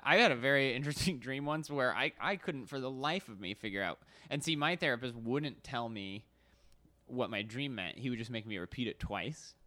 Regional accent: Arizona, United States; moved away as an adult; also born or lived in New York City; now in Los Angeles, United States; I grew up in Arizona, kinda middle of nowhere. Right when I turned eighteen, I moved to New York City

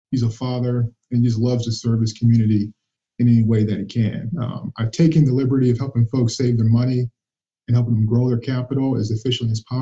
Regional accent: Muncie, Indiana, United States; Yeah, so my, as I mentioned, I was born and raised in Muncie.

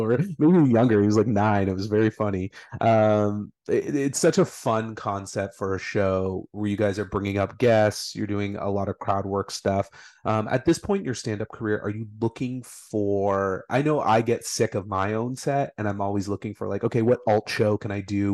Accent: Brockville, Ontario, Canada; my hometown of Brockville.

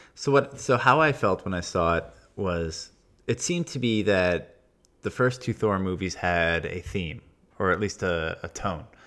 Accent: Long Island, New York, United States; I'm from Long Island.

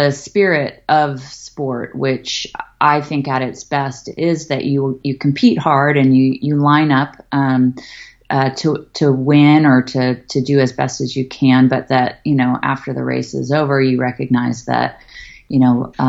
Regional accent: Berkeley, California, United States; moved away; I grew up in Berkeley, California

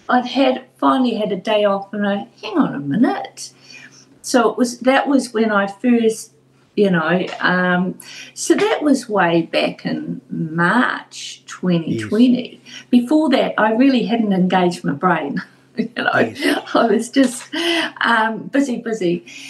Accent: Tauranga, Bay of Plenty, New Zealand

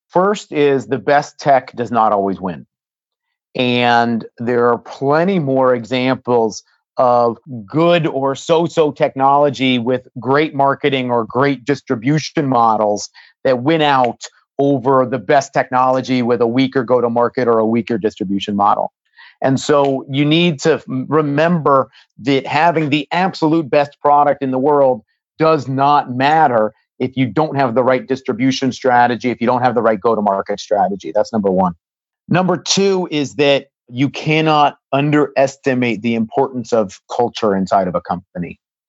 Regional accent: Silicon Valley, California, United States; I've been fortunate growing up in Silicon Valley to have some really great mentors.

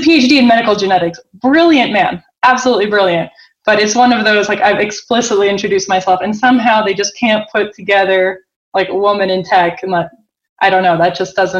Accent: Boston, Massachusetts, United States; now in Zurich, Switzerland; I'm born and raised in Boston

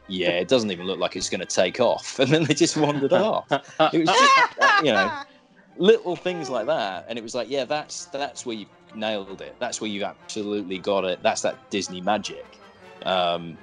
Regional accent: United Kingdom; I'm British.

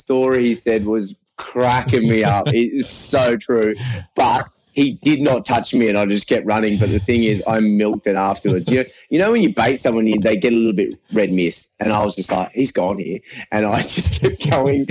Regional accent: Australia; born or raised there; also born or lived in Irvine, Scotland

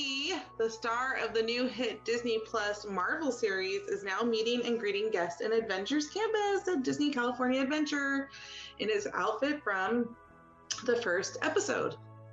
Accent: Spain; moved away; I was born in Spain

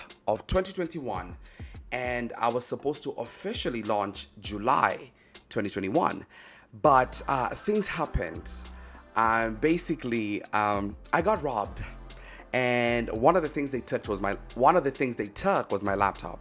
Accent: Kenya; now in United States; I'm based in the States. I'm originally Kenyan, actually. But I live in the States

